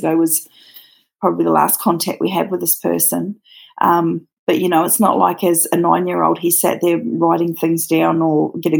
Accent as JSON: {"language": "English", "country": "New Zealand", "lives_now": "Australia", "said": "Mine's a bit of a mix. I'm actually originally from New Zealand, and but I live in Australia."}